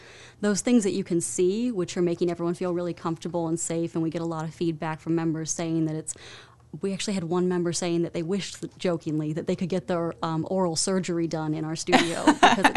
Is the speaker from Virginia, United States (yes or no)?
yes; Virginia, United States; moved away as an adult; also born or lived in Arizona; now in Winston-Salem, United States; I'm from the Virginia area, the D.C. suburbs